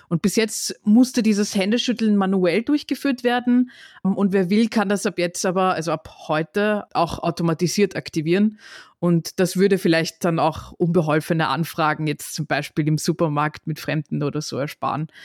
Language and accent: German; Austria